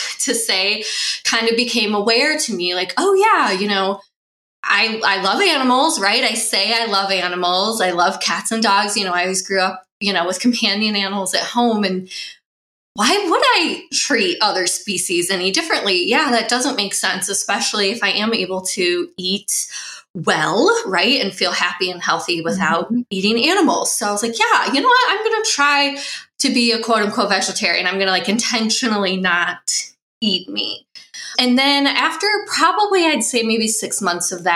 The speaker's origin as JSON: {"language": "English", "region": "Midwest", "country": "United States", "tie": "born or raised there", "said": "I grew up in the Midwest, kind of traditional meat and potatoes diet as a kid."}